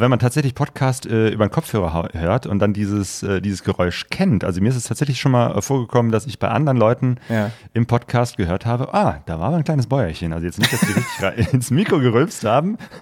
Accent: Cologne, North Rhine-Westphalia, Germany; now in Essen, Germany; Also ich bin in Köln geboren, in der Nähe von Köln aufgewachsen.

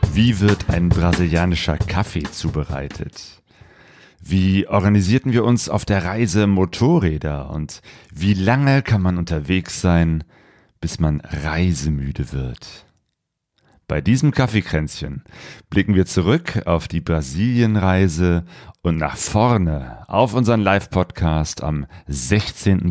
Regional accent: near Cologne, North Rhine-Westphalia, Germany; also born or lived in Ruhr; ich komme ja aus der Nähe von Köln, bin damals äh, in Köln auch mal äh, zur Schule gegangen, Berufsschule

